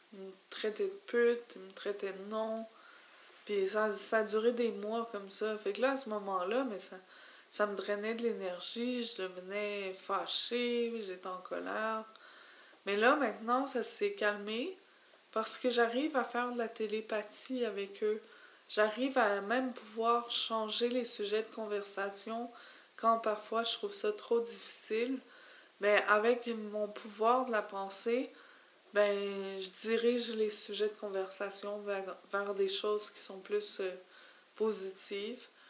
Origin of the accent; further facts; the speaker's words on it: Montreal, Quebec, Canada; je suis native de Montréal